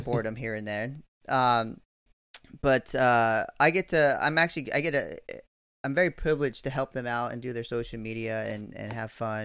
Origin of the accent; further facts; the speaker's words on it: California, United States; moved away as an adult; I'm from California, but I haven't lived there in about, you know, I don't know, twenty years now